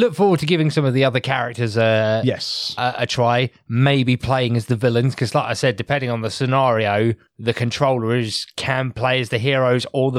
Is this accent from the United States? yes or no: no; United Kingdom; I know we're British here